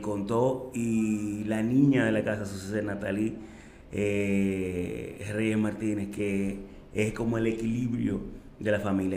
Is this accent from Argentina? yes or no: no; Santo Domingo, Distrito Nacional, Dominican Republic; also born or lived in Orlando / Switzerland; Yo nací en Santo Domingo el 18-8 de 1983